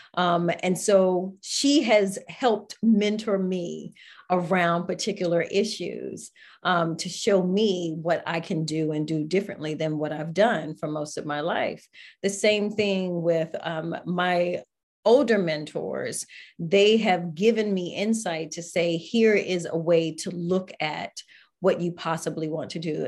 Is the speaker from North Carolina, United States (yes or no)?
yes; Greensboro, North Carolina, United States; Greensboro, North Carolina